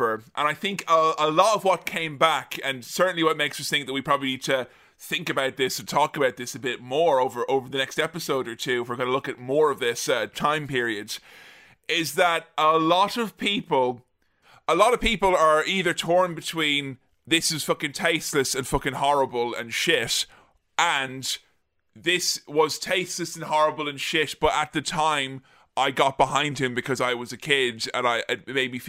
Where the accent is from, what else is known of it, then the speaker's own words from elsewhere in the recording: Ireland; as an Irish child